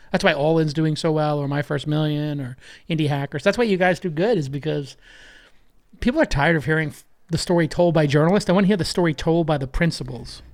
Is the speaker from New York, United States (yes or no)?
yes; New York City, New York, United States; growing up in Brooklyn